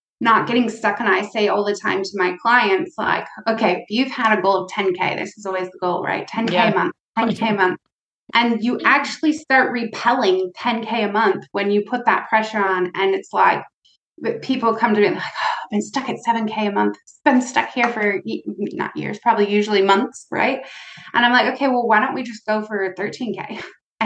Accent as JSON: {"language": "English", "country": "United States", "tie": "born or raised there", "said": "I'm from the United States"}